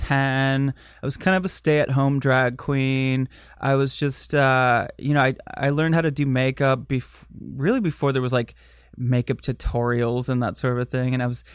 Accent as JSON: {"language": "English", "region": "Michigan", "country": "United States", "tie": "born or raised there", "accent": "Michigan", "said": "I grew up in Michigan"}